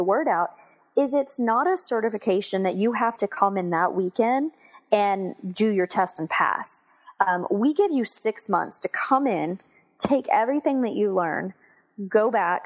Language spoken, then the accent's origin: English; Texas, United States; moved away as an adult; also born or lived in Houston / San Diego / Washington, D.C. / Virginia Beach; now in Dallas, United States; Well, I'm actually from Texas. I grew up in Texas